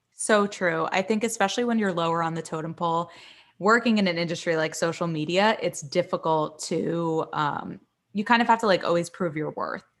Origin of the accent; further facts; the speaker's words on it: Miami, Florida, United States; moved away as an adult; also born or lived in New York; I'm from Miami. I moved to New York when I was eighteen.